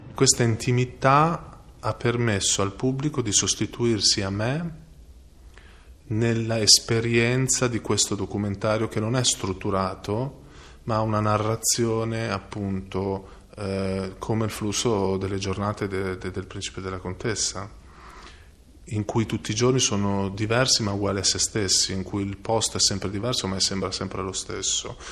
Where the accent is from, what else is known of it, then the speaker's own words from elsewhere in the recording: Emilia-Romagna, Italy; moved away as an adult; also born or lived in United States; io da romagnolo